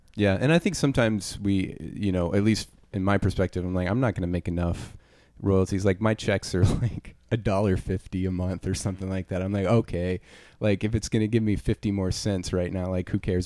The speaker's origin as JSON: {"language": "English", "region": "Louisiana", "country": "United States", "said": "I'm from Louisiana"}